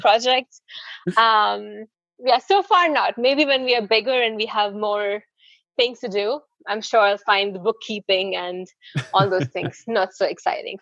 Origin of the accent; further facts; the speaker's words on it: India; I'm from India